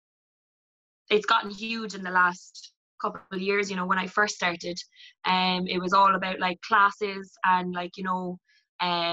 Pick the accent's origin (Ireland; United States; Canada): Ireland; Cork, Munster; I'm 24 and I'm from Bishopstown.